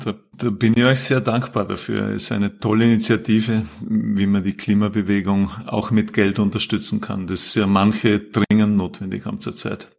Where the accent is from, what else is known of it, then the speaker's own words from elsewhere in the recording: Vorarlberg, Austria; also born or lived in Salzburg; now in Vienna, Austria; Ich bin ursprünglich Vorarlberger, habe dann lange in Salzburg gelebt, Studium Zivildienst dort gemacht und bin seit mittlerweile gut 20 Jahren in Wien